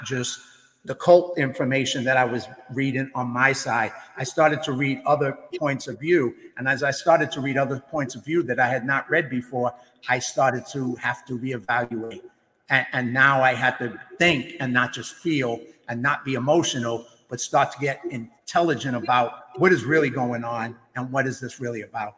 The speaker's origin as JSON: {"language": "English", "region": "New York", "country": "United States", "said": "as a New Yorker, as somebody who went through 9/11"}